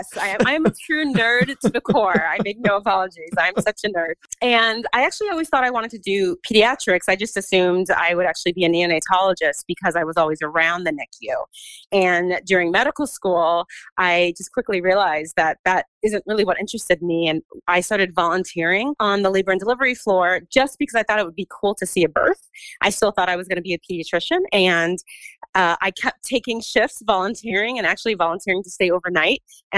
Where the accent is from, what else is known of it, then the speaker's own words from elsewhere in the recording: California, United States; also born or lived in East Coast; So I'm actually originally from Southern California, but we kind of just moved around a lot as a family and wound up on the East Coast.